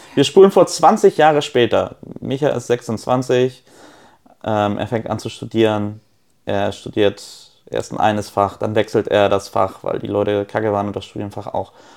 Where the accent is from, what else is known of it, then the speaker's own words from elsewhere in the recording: Neumünster, Schleswig-Holstein, Germany; also born or lived in Poland; Ich bin ja nicht in Kiel groß geworden, ich bin in Neumünster groß geworden